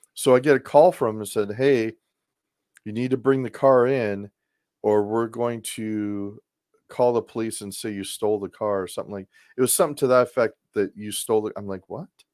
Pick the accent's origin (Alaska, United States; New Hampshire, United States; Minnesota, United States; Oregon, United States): Oregon, United States; Portland; moved away; I grew up in Portland, Oregon